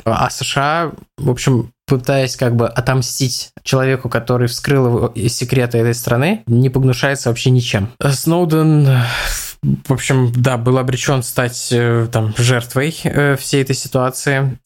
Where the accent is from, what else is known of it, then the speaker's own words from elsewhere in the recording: Russia; я из России